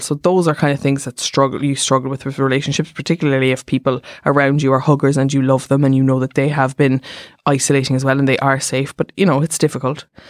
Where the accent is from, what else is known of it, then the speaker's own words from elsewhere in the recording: Germany; I'm from Germany